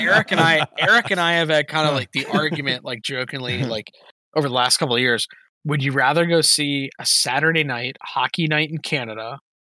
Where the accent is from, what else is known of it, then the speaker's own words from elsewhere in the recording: Maryland, United States; I'm from Maryland